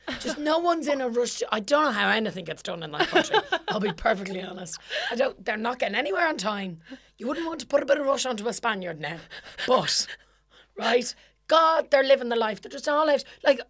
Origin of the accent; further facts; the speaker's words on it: Ireland; now in United Kingdom; For example, I live in England.